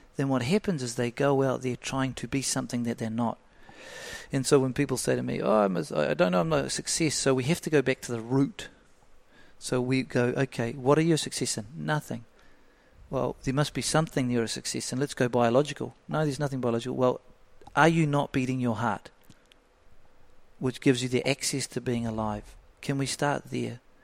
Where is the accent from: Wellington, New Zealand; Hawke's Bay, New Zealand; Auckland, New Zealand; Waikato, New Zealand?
Hawke's Bay, New Zealand; Flaxmere; Brought up in a real so low socioeconomic area, Flaxmere